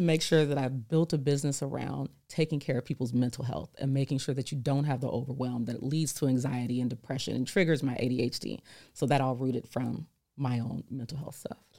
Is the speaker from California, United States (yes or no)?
yes; California, United States; I'm from California